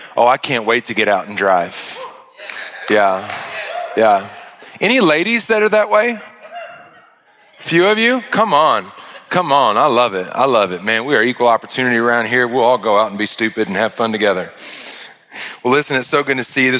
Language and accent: English; Arkansas, United States; I'm from Arkansas